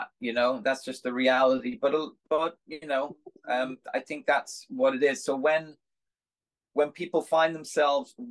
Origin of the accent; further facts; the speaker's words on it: Dublin, Leinster, Ireland; moved away as an adult; also born or lived in California, United States / New York, United States; now in United States; I'm from Dublin